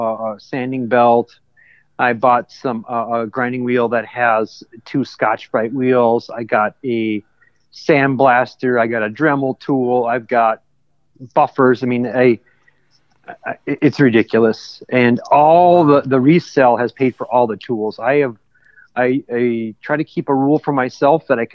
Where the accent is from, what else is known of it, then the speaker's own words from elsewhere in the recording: Austin, Minnesota, United States; also born or lived in Clear Lake, Minnesota; dead center of Minnesota is a small town called Austin, Minnesota. That's my hometown.